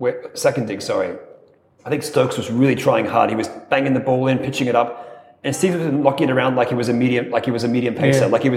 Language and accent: English; Australia; as an Australian